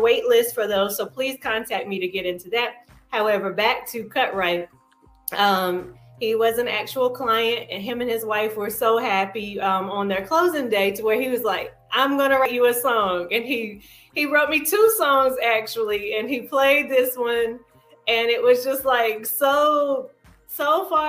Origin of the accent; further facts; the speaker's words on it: Madison, North Carolina, United States; also born or lived in Greensboro Triad area; now in Charlotte, United States; Madison, North Carolina, my hometown.